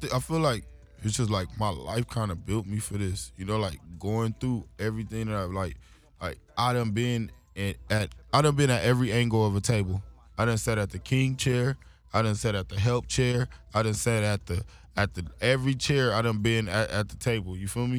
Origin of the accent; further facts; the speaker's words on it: Los Angeles, California, United States; being young, growing up in Watts